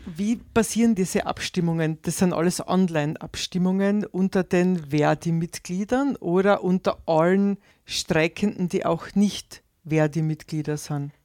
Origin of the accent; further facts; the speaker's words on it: Austria; bei uns in Österreich